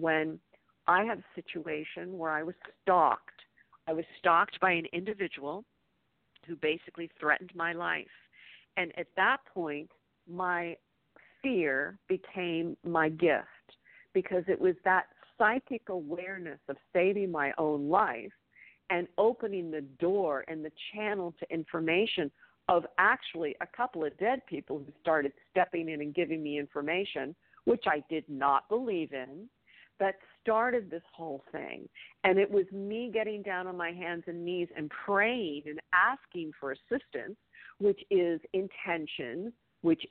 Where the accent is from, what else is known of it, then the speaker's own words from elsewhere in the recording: Bedford, Pennsylvania, United States; I was raised in Bedford, Pennsylvania, in a small town